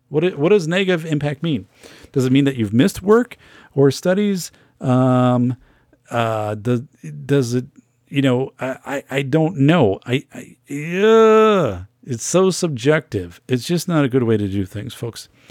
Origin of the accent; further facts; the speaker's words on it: Wisconsin, United States; I'm from Wisconsin